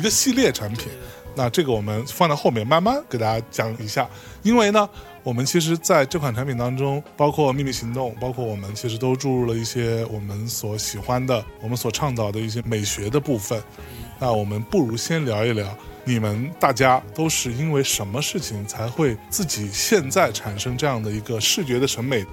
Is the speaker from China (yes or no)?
yes; Lianyungang, Jiangsu, China; 我是在海边长大的